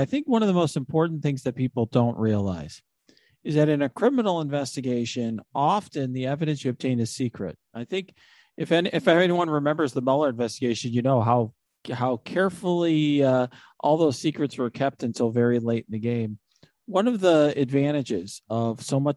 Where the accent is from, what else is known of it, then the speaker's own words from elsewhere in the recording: Naperville, Illinois, United States; my hometown in Naperville